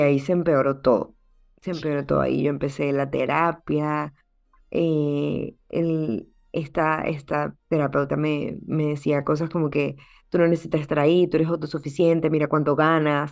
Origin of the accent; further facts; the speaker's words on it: Venezuela; now in United States; Soy venezolana, soy médico